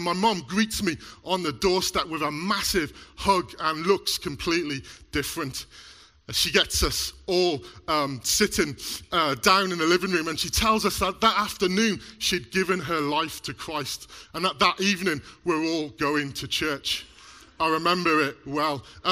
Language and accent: English; Mid Wales, United Kingdom; now in Black Country, United Kingdom; I was born here in the Black Country, but moved to Mid Wales when I was about 7